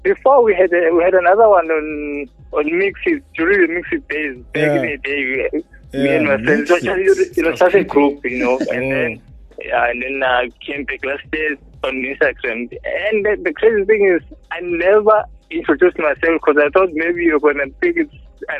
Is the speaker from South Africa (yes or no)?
yes; Durban, KwaZulu-Natal, South Africa; Yeah, I'm from Durban, yeah. I'm a student here at Boston City Campus.